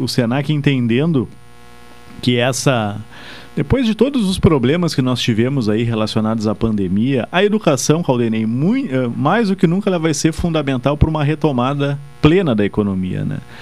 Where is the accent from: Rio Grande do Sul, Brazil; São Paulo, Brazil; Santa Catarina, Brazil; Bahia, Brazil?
Rio Grande do Sul, Brazil; Pelotas; also born or lived in Bagé; sou pelotense, natural daqui